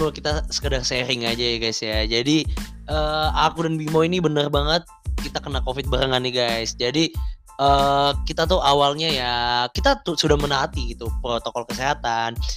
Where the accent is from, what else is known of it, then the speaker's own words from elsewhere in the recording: Bekasi, West Java, Indonesia; now in Semarang, Indonesia; Dan asal aku dari Bekasi. Bet saiki aku wis dari wong Tembalang.